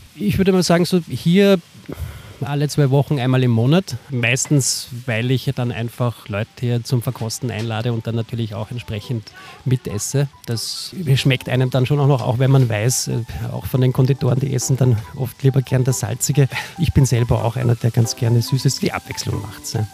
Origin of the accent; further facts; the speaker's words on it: Salzburg, Austria; now in Vienna, Austria; Der Mike Lanner, mit dem ich das mache, und ich, wir sind beide Salzburger